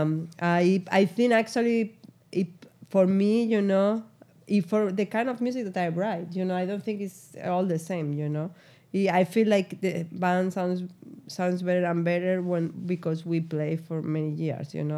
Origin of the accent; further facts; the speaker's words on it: Spain; moved away as an adult; now in New York, United States; I'm from Spain